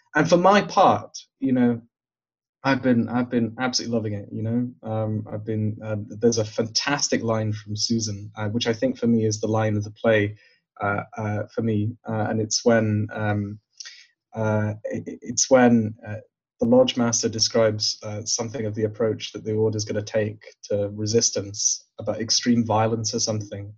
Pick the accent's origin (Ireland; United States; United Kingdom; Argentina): United Kingdom; Glasgow, Scotland; I grew up in the South Side.